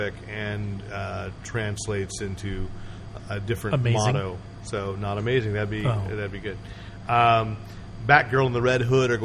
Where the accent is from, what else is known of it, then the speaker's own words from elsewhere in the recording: California, United States; I am Californian